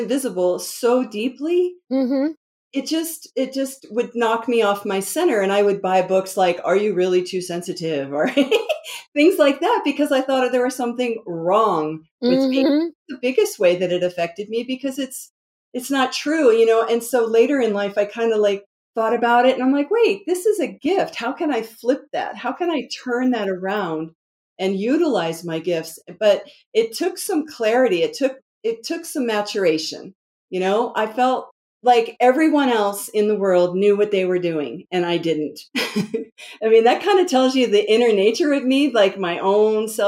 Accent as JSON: {"language": "English", "area": "DC metro area", "region": "Northern Virginia", "country": "United States", "tie": "born or raised there", "moved": "yes", "said": "I'm originally from the East Coast, and it's like, you know, go, go, go, produce, you know, DC metro area, Northern Virginia. And mm-hmm. I grew up with that energy."}